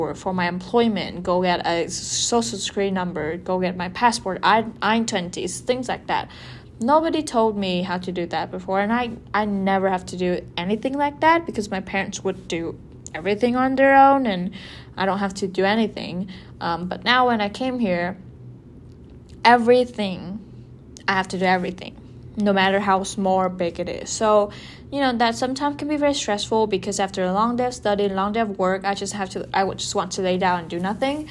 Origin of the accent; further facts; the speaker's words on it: Vietnam; first language Vietnamese; English is a second language; moved away; Vietnam is like a very familiar environment for me. You know, the food is familiar, the language, I literally like, that's my mother tongue